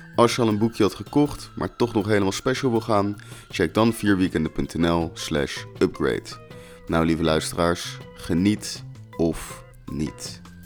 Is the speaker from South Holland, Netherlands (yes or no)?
yes; Rotterdam, South Holland, Netherlands; Ik ben gewoon Rotterdammer